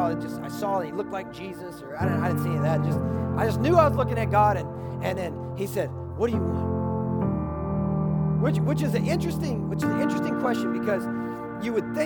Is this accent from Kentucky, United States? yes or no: yes; Kentucky, United States; I'm from Kentucky